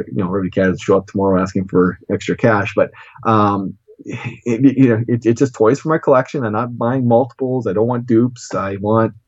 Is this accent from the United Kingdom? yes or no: no; Canada; also born or lived in Regina, Saskatchewan / Moose Jaw, Saskatchewan; I'm Canadian.